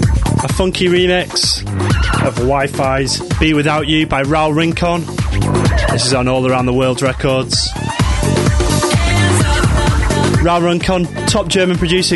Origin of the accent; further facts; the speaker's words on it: United Kingdom; accent: UK; with my UK accent.